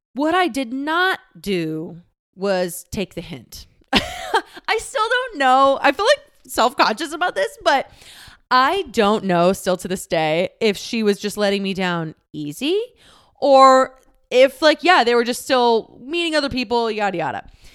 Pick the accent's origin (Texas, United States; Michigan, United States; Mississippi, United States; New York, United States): Texas, United States; moved away; I am from the "y'all means all" part of Texas